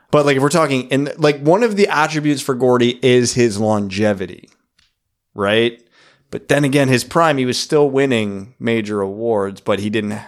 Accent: Kitchener, Ontario, Canada; I grew up in Country Hills.

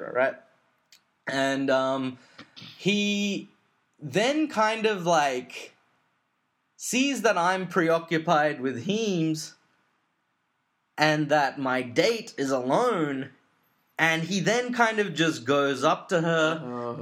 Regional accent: Sydney, New South Wales, Australia; I'm from Sydney

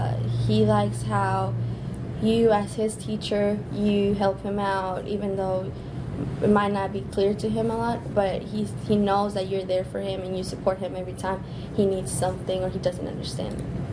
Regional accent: Chicago, Illinois, United States; born there; I was born in Chicago. My parents were born in Mexico, and we were kind of, you know, moving around a lot until we finally got here because of my dad.

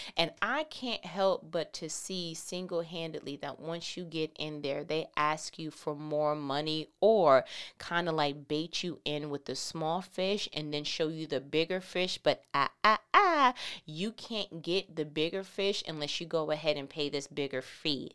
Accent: New York, United States; I'm from New York

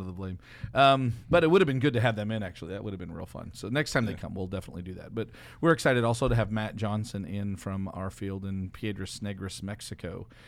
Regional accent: Canada; I'm Canadian

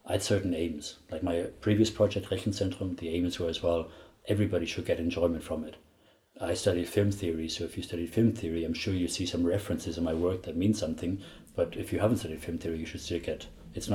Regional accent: Ireland; I grew up in Ireland in the 70s

